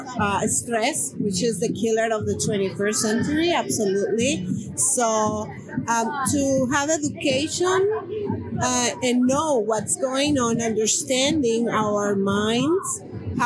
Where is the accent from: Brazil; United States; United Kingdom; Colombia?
Colombia; moved away as an adult; I have been working with the community for 20 years since I came from Colombia.